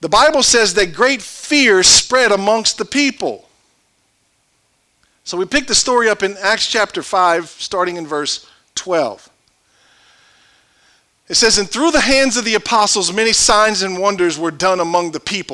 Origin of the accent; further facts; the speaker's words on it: Cajun, Louisiana, United States; I'm Cajun.